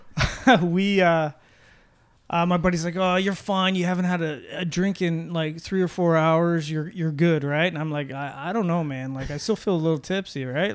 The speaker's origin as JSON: {"language": "English", "town": "Oakville", "region": "Ontario", "country": "Canada", "said": "I'm from Oakville"}